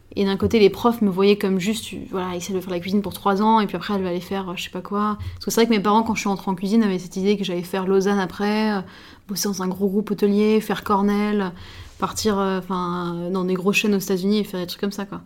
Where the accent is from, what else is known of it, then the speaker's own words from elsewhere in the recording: Paris, Île-de-France, France; je suis parisienne, je suis chef d'un restaurant à Paris